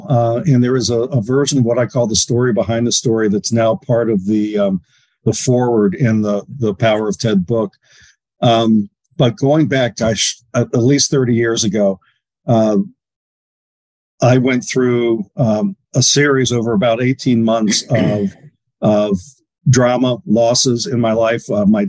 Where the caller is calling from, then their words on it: Bainbridge Island, Washington, United States; Bainbridge Island, Washington.